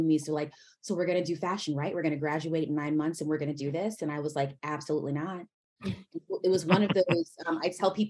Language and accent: English; St. Louis, Missouri, United States; I'm from St. Louis, Missouri